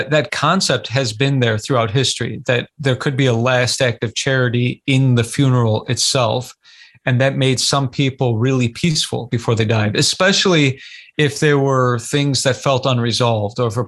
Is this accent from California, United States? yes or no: yes; California, United States; I was born in California